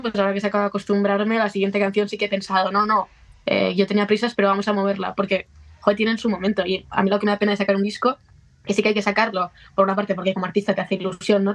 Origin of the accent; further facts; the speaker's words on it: a town next to Barakaldo, Basque Country, Spain; había una en Baracaldo, al lado de, mi pueblo